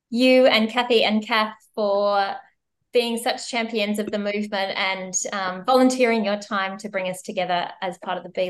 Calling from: Melbourne, Victoria, Australia; I'm joining you from Naarm, Melbourne, Australia, and Wurundjeri country.

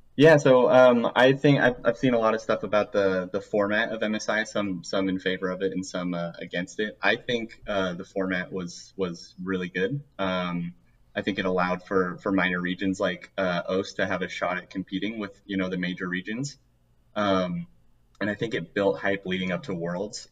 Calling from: Provo, Utah, United States; Calling from Provo, Utah

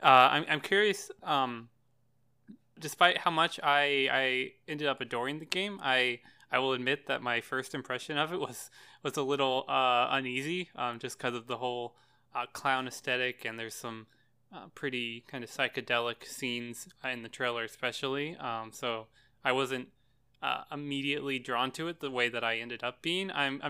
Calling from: Tennessee, United States; I'm in Tennessee.

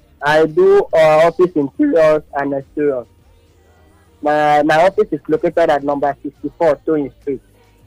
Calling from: Ikeja, Lagos, Nigeria; calling you from Lagos, Ikeja.

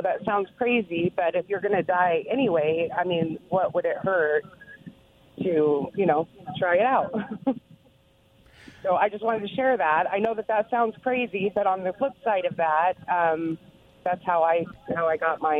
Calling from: Pasco, Washington, United States; from Pasco.

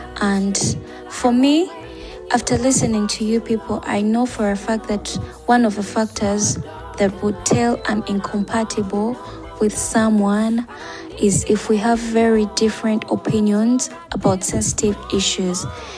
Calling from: Uganda; Hi, ladies. I'm listening in from Uganda.

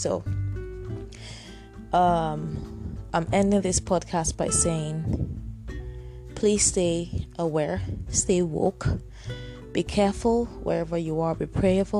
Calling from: Nigeria; I'm speaking from Nigeria right now, and there is food shortage.

